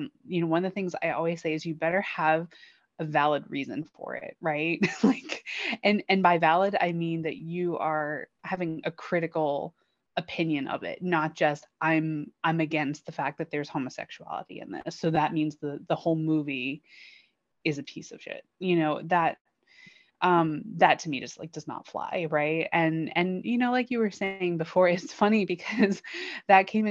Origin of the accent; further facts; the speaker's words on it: United States; growing up in America, right, being exposed to Westerns or at least Western culture